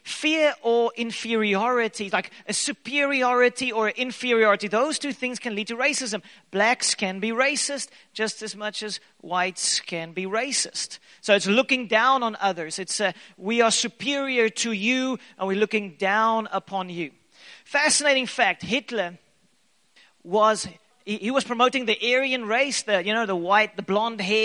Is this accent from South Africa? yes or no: yes; South Africa; I am a South African.